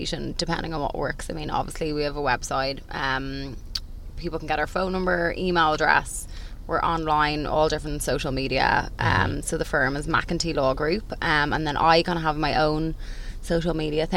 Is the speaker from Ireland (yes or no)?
yes; Ireland